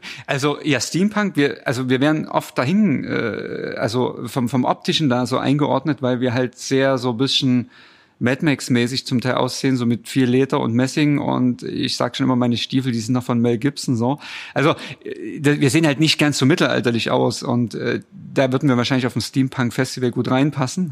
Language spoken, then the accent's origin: German; Chemnitz, Saxony, Germany; also born or lived in Rhine-Main area, Hesse; now in Dresden, Germany; Ich stamme ursprünglich aus Chemnitz, bei Chemnitz und äh, bin dann irgendwann nach Hessen gezogen und dann nach Dresden